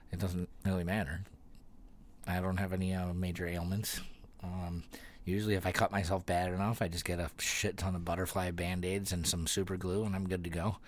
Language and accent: English; Youngstown, New York, United States